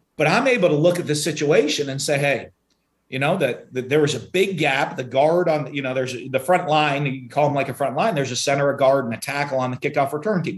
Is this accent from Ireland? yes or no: no; New Hampshire, United States; moved away; also born or lived in Philadelphia, Pennsylvania; I was born in, in Penn, in, uh, in Philadelphia, but I grew up up in New Hampshire